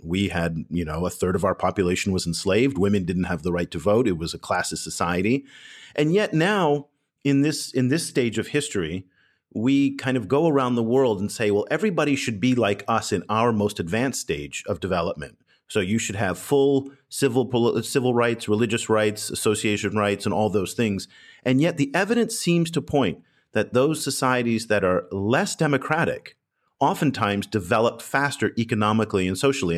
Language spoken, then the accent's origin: English; United States; being an American